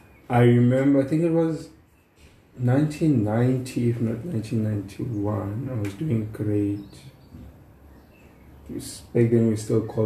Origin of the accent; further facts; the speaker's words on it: Mbalenhle, Mpumalanga, South Africa; I grew up in Mpumalanga, in Mbalenhle, which is in Secunda.